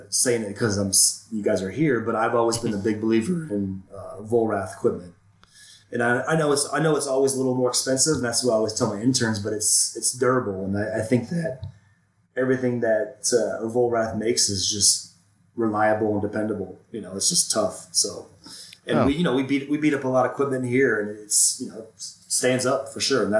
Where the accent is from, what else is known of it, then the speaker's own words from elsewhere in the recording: Florida, United States; now in Denver, United States; I grew up in Florida